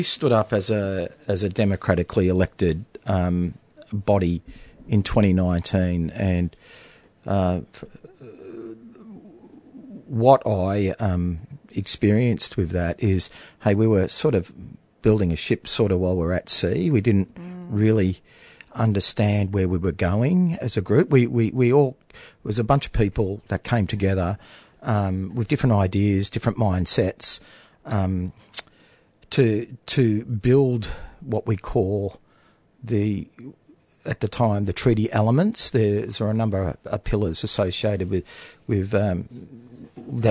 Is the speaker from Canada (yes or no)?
no; Latrobe Valley, Victoria, Australia; also born or lived in Fitzroy, Melbourne; I grew up in the Latrobe Valley. My early years were around here in Melbourne. I've sort of spent my first years, formative childhood years around growing up in 17 Kent Street, Fitzroy, just down the road near the Rainbow Hotel. My family moved out of there, and a few years later we moved to Latrobe Valley